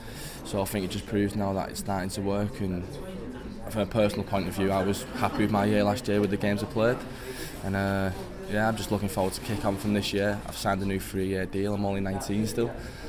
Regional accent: Widnes, North West England, United Kingdom; playing for my hometown club

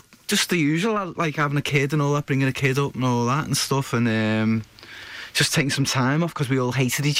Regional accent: Liverpool, North West England, United Kingdom; I was brought up in Cantrell Farm

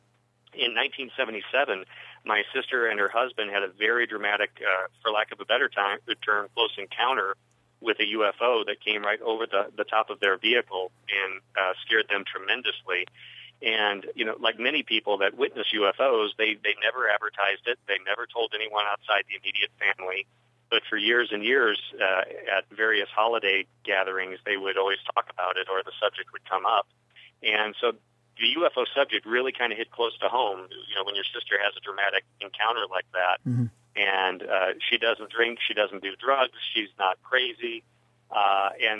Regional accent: Midwest, United States; moved away as an adult; now in Albuquerque, United States; since I was a young man growing up in the Midwest back in the 1970s

